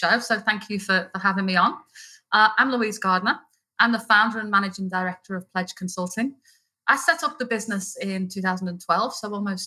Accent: Liverpool, North West England, United Kingdom; moved away as an adult; now in Australia; I'm not originally Australian, although I am a very proud Australian now. I'm from Liverpool in the north of England. And I've been here almost 18 years, so the accent's obviously not going anywhere.

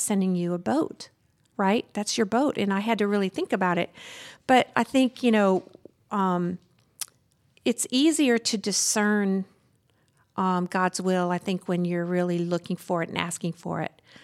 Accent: Southern Arkansas, United States; moved away; I grew up in Su-, Southern Arkansas on a very, like, twenty miles from the Louisiana

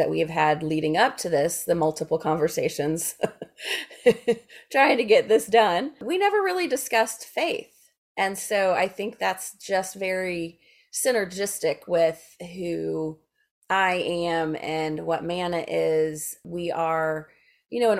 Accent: Memphis, Tennessee, United States; I'm from Memphis

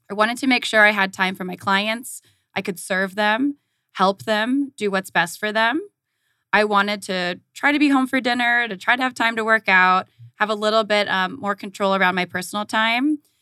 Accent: Southern California, United States; moved away as an adult; also born or lived in Tucson, Arizona; now in Phoenix, United States; I grew up in Southern California

